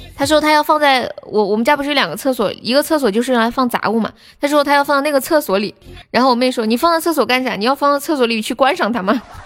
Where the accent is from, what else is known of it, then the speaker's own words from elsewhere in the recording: Sichuan, China; moved away; 我是四川的